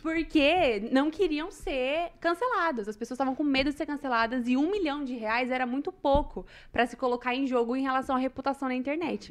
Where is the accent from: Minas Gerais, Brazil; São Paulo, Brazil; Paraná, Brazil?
Paraná, Brazil; Maringá; sou eu daqui de Maringá